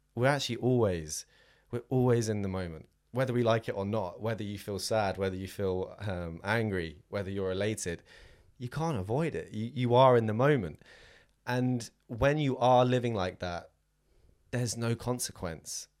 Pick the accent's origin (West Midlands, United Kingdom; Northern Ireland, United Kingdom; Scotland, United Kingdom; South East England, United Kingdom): South East England, United Kingdom; Southampton; moved away; I am from Southampton originally, down on the south coast